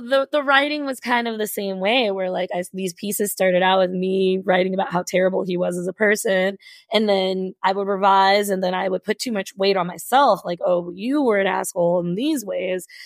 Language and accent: English; Kentucky, United States; I grew up in Kentucky